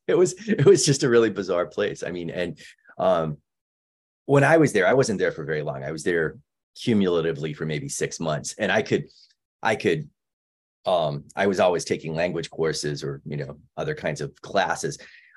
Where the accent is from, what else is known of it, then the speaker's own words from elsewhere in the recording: United States; As an American citizen